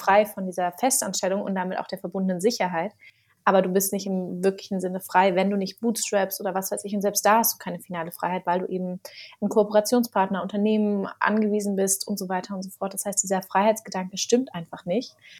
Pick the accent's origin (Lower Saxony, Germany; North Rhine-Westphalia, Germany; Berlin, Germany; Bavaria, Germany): Berlin, Germany; ich bin gebürtige Berlinerin, muss man dazu sagen. Das ist ja heutzutage eine Seltenheit ähm, und bin auch in Mitte groß geworden